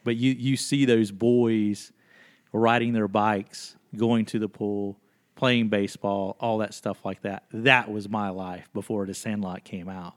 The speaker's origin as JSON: {"language": "English", "town": "Waynesville", "region": "North Carolina", "country": "United States", "tie": "born or raised there", "said": "was born in, uh, Waynesville, Haywood County, uh, there October seventeenth of nineteen seventy. And, um, was very fortunate to have been born in this area of the world"}